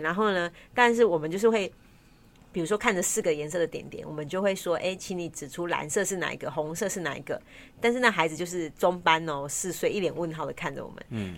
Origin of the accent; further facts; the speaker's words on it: Taiwan; 像我们台湾不是会有就是主语